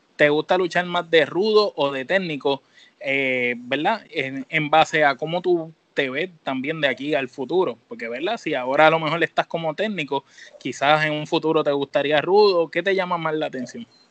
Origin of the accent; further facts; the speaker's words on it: Puerto Rico; como boricua